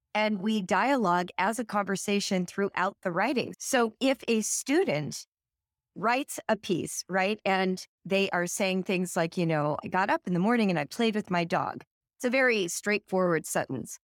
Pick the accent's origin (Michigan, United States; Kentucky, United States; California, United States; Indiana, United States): California, United States; now in Cincinnati, United States; I grew up in California, but today I live in Cincinnati, Ohio.